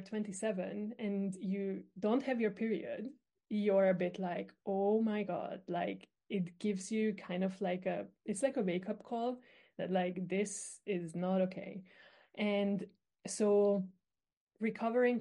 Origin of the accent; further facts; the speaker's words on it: Hungary; I am actually from Hungary, so I'm quite far away from you